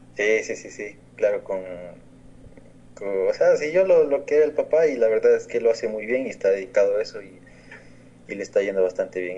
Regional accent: Ecuador; en mi país, en Ecuador

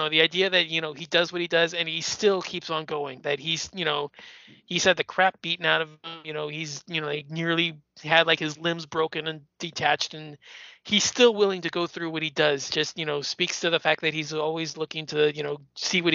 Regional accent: United States; being an American

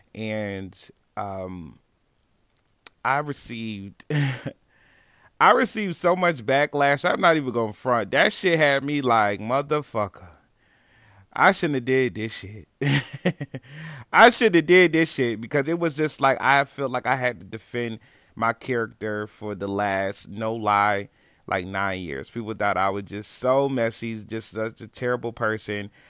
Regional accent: Niagara Falls, New York, United States; moved away as an adult; now in Texas, United States; I'm originally from Niagara Falls, New York

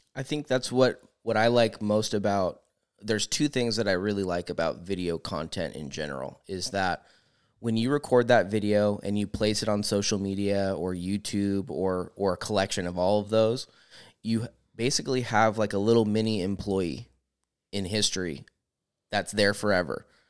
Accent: Discovery Bay, California, United States; I grew up in Discovery Bay on the water, so our whole summer was wakeboarding, and that was, like, a large part of my childhood

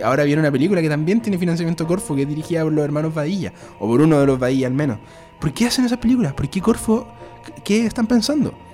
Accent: Concepción, Biobío, Chile; a Concepción, por ejemplo, de donde soy yo

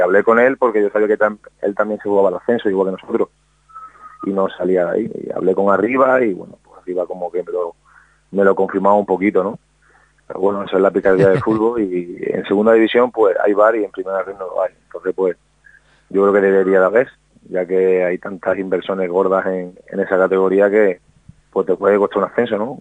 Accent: Málaga, Andalusia, Spain; moved away; en mi tierra con mi familia

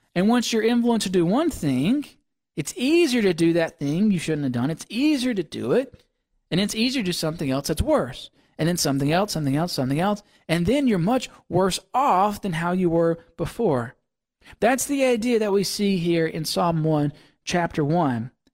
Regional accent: Mississippi, United States; moved away; growing up in Mississippi

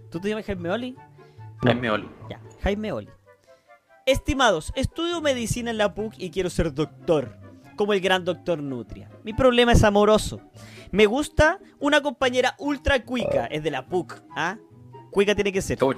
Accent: Maipú, Santiago Metropolitan Region, Chile; me enganché la mina y yo solo soy un weón de Maipú.

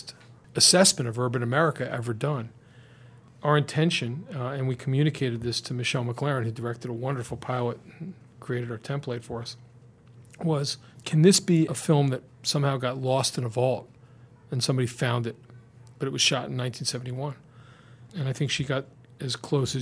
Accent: Baltimore, Maryland, United States; I come from a city where there's about 240 murders right now in Baltimore.

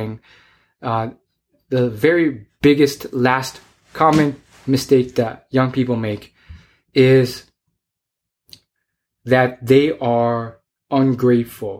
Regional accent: United States; I was born in the United States

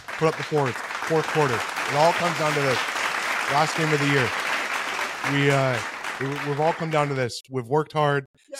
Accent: Eagle, Idaho, United States; I am from Eagle, Idaho.

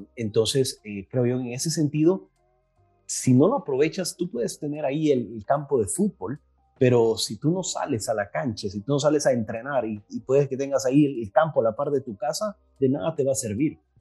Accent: El Salvador; soy de El Salvador

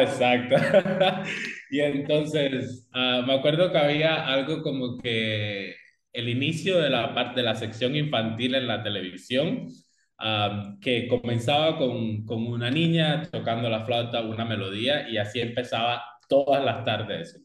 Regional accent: Cuba; moved away as an adult; now in Belize; yo originalmente soy de Cuba, ah, estudié y me gradué del sistema de escuelas de arte en la especialidad de música en Cuba

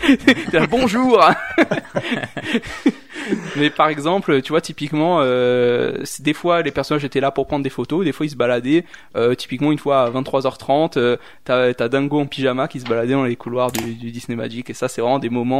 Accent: Réunion; now in Switzerland; moi je viens de la Réunion

